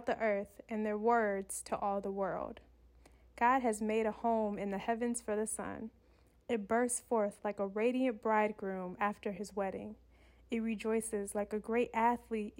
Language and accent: English; Michigan, United States; now in Southern California, United States; I come from Michigan, where it's probably snowing in Michigan